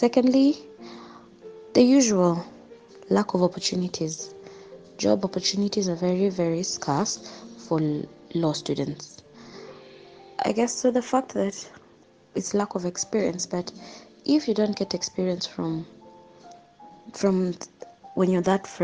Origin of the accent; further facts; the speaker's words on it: Kenya; my journey as a Kenyan law student